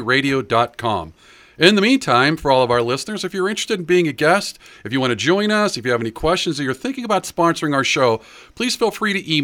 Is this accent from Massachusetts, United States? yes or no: no; Pittsburgh, Pennsylvania, United States; I did grow up here in Pittsburgh. I grew up in Bloomfield, which, you know, it's kind of called Pittsburgh's Little Italy